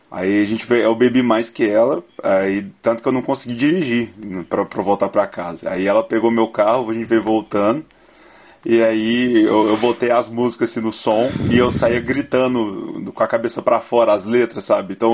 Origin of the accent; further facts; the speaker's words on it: Brazil; Ah, eu, eu, bebo porque eu lembro que eu sou brasileiro. Aí eu, eu tenho que beber.